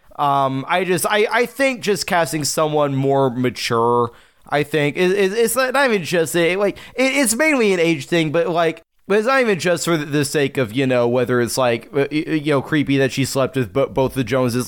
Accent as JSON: {"language": "English", "country": "United States", "said": "as an American"}